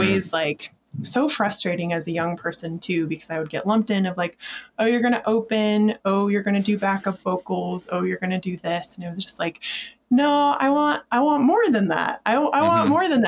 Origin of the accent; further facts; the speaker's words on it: Ogden, Utah, United States; now in Salt Lake City, United States; I grew up in Ogden